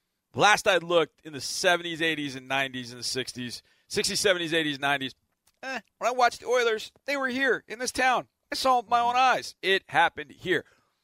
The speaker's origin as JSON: {"language": "English", "region": "Texas", "country": "United States", "said": "I'm a Texan"}